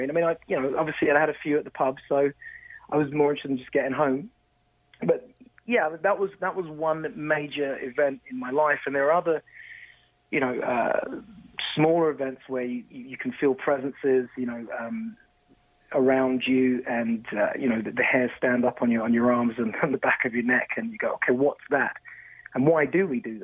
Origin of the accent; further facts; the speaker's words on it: London, United Kingdom; now in Toronto, Canada; growing up in London, very old society